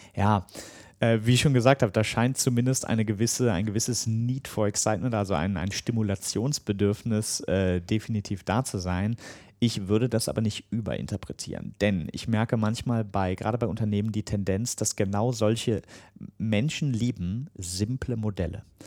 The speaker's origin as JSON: {"language": "German", "country": "Germany", "said": "als Deutscher"}